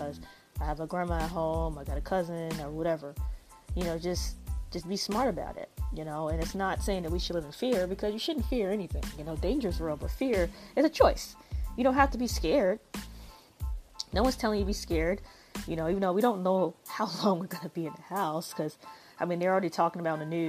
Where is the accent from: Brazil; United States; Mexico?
United States; I am African American